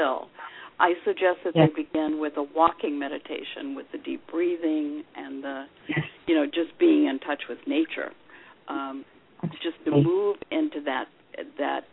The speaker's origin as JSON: {"language": "English", "region": "the South", "country": "United States", "tie": "born or raised there", "said": "I was raised in the South"}